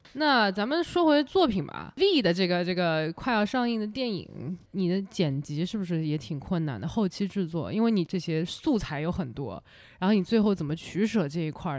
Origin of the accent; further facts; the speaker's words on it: China; moved away; 以前小时候在国内的时候看到街上那些装饰